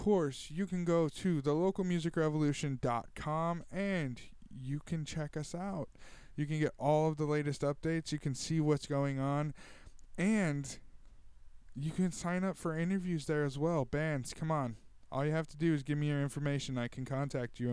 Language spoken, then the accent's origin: English; Tulare, California, United States; here in my hometown of Tulare